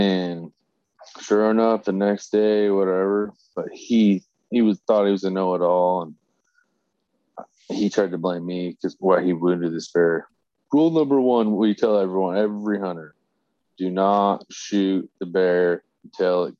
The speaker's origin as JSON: {"language": "English", "region": "Oregon", "country": "United States", "said": "I'm from Oregon."}